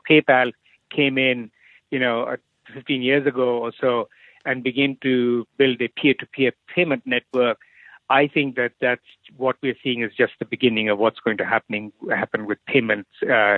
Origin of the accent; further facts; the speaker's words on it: India; So I grew up in India. My father was in the army, so I lived all over India every 2-3 years.